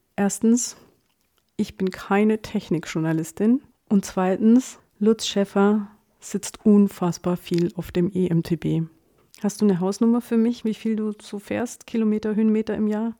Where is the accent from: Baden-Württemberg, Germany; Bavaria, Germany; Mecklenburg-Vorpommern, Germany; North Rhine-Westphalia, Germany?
Bavaria, Germany; Allgäu; Ich komme ja aus dem Allgäu, da ist man nicht so